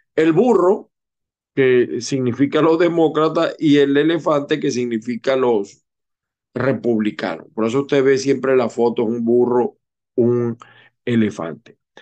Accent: Venezuela; also born or lived in Utah, United States; now in Florida, United States; la primera minoría somos los venezolanos

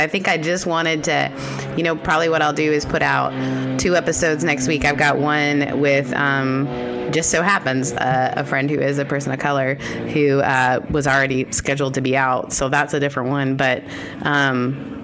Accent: Canada; as a Canadian

